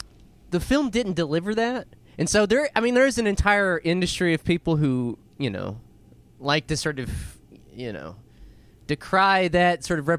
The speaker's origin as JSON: {"language": "English", "region": "Ohio", "country": "United States", "said": "That's right, motherfucker. I am from Ohio, bitch."}